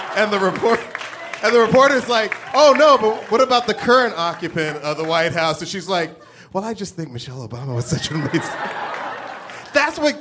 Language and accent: English; Atlanta, Georgia, United States; I grew up in Atlanta